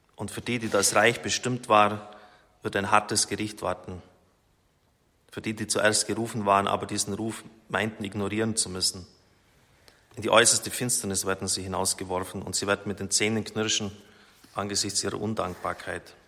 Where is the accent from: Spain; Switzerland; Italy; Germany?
Germany; als Deutscher